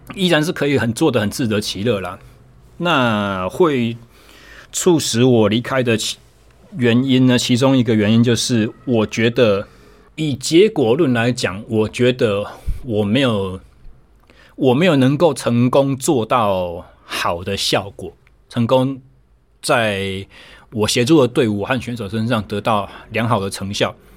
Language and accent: Chinese; Taichung, Taiwan; 我回到了我的家乡台中，我重新成为了一位自由教练